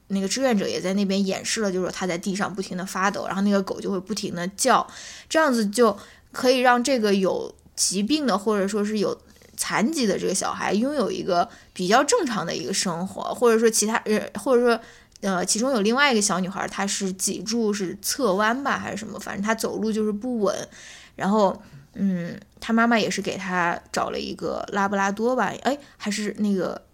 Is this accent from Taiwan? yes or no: no; China; 我们中国人